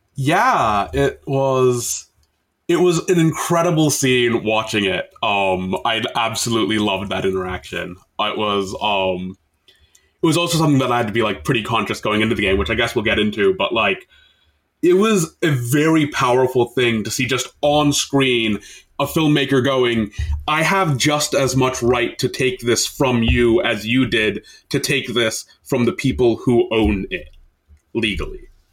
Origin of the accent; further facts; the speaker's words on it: United States; an Indian Muslim dude living in the U S for my entire life